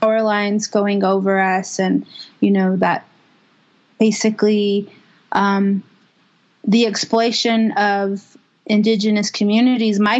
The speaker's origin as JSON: {"language": "English", "town": "St. Michaels", "region": "Arizona", "country": "United States", "said": "from St. Michael's, Arizona"}